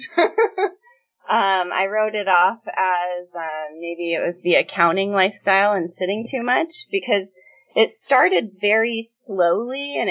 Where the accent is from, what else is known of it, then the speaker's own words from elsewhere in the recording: New York, United States; I grew up born and raised in New York 20 years